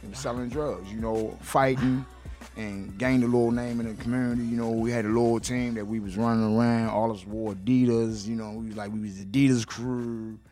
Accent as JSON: {"language": "English", "town": "Baltimore", "region": "Maryland", "country": "United States", "tie": "born or raised there", "said": "I grew up in West Baltimore"}